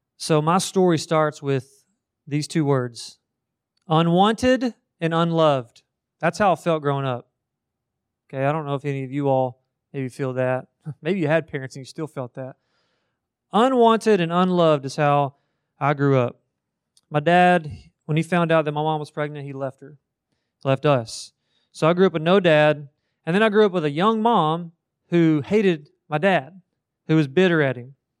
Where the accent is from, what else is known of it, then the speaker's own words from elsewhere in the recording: Marion County, Kentucky, United States; moved away; I grew up in the middle of Kentucky. Marion County is what it's called